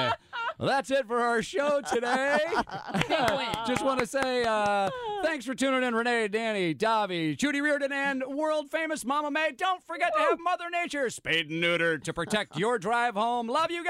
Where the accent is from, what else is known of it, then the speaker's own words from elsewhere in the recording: St. Louis, Missouri, United States; now in Los Angeles, United States; it's my hometown.